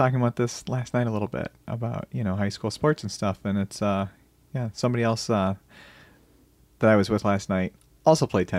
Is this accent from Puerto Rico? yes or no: no; Brighton, South East England, United Kingdom; I grew up in Brighton all my life. I was born and raised there.